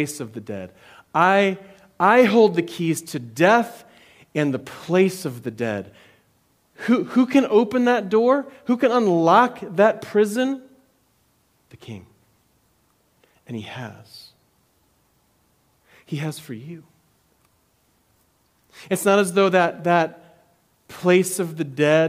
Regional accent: United States; as American Christians

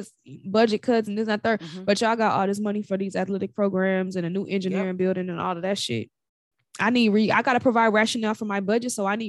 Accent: Chicago, Illinois, United States; accent: Chicago; because being a native of Chicago is always me. But having been raised in Chica

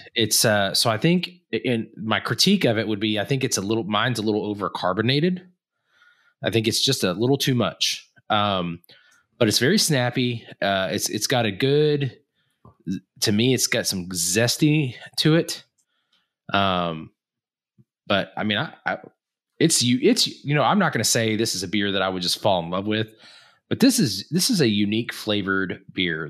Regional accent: Texas, United States; moved away; also born or lived in Tulsa area, Oklahoma; I lived in Texas until my parents got a divorce, uh, and then my dad, m, my dad's originally from the Tulsa area, so we moved back to that, that area in general

